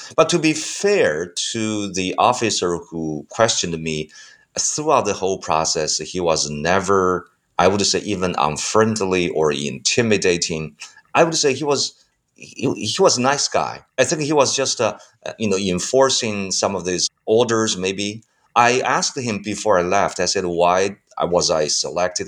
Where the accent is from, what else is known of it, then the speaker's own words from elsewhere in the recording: China; also born or lived in United States; I was probably the only Chinese who studied